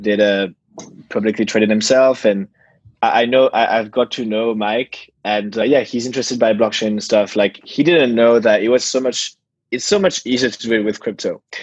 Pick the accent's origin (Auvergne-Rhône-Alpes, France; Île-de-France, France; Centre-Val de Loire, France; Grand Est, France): Île-de-France, France; Paris; I was born in Paris